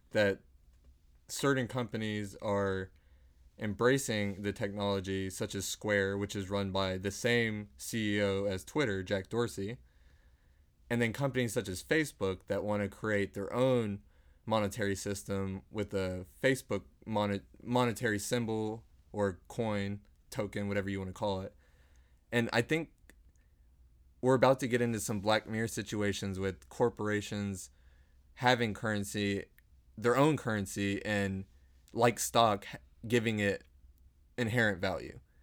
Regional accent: Dallas, Texas, United States; we are both from Dallas, born and raised

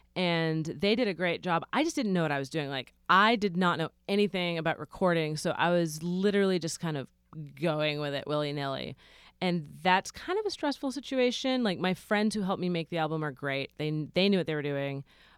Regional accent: Philippines; They think I'm Mexican, but I'm Filipino.

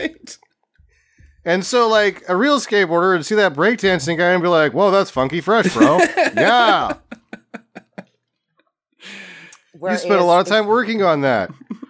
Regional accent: Encinitas, California, United States; I'm from Encinita.

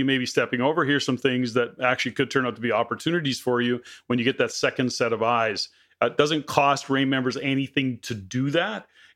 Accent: Edmonton, Alberta, Canada; I was born and raised in Edmonton, Alberta

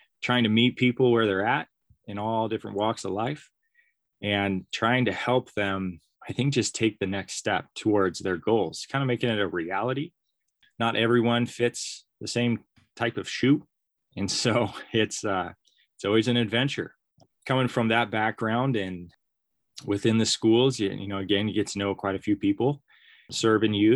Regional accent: Sams Valley, Oregon, United States; I grew up in Sam's Valley, Oregon

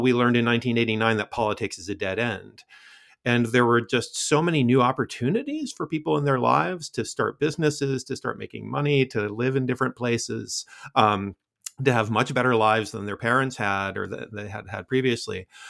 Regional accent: United States; as an American

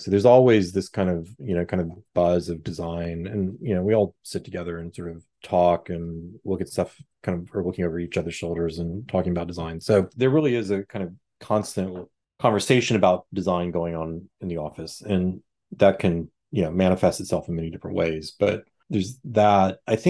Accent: Houston, Texas, United States; I'm from Houston, not from Dallas, but I, you know, I have family and friends in Dallas

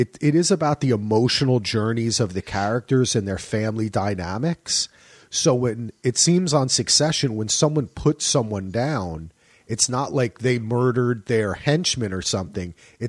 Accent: New Jersey, United States; I loved where it was set to because I'm from Jersey and they had all the Philly shit

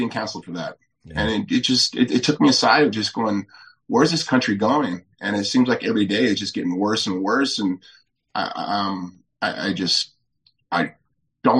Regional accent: Huntington Beach, California, United States; moved away as an adult; now in Florida, United States; I was born and raised in Huntington Beach

